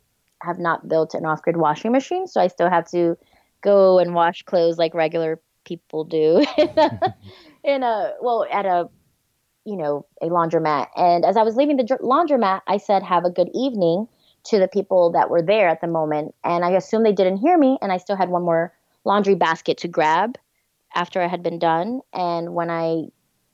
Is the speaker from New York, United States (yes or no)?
yes; New York, United States; moved away as an adult; now in Tennessee, United States; I grew up in New York.